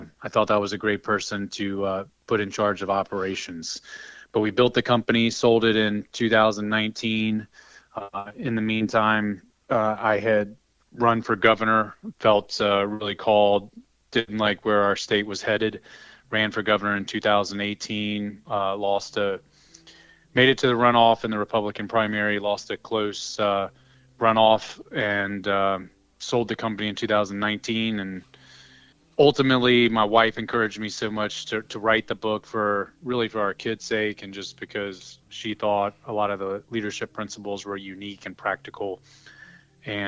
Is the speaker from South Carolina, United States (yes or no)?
yes; Greenville, South Carolina, United States; I grew up in Greenville, South Carolina